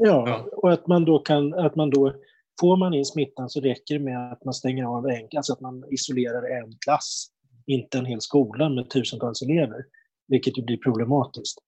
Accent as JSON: {"language": "Swedish", "town": "Uppsala", "region": "Uppsala County", "country": "Sweden", "said": "jag kommer från Uppsala själv"}